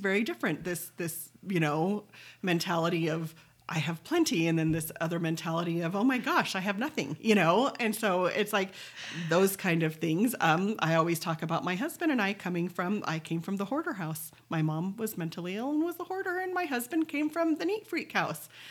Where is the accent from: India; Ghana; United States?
United States; Pleasant Grove, Utah; I was from Pleasant Grove